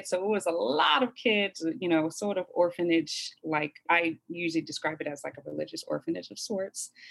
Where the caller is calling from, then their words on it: Culver City, California, United States; I am joining you from Culver City in Los Angeles.